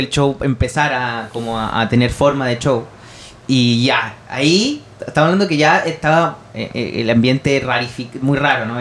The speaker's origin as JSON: {"language": "Spanish", "country": "Chile", "said": "no soy tampoco de Bangladesh, soy de Chile"}